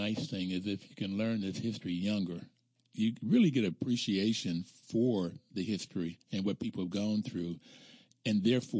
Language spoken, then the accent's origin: English; Bluefield, West Virginia, United States; I grew up in Bluefield, West Virginia, and I went to white schools. We integrated in 1955 in elementary school